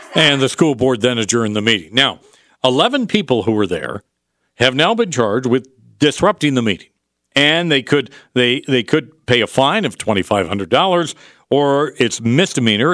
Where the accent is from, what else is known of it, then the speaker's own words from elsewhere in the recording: upstate New York, United States; now in Utah, United States; I grew up in upstate New York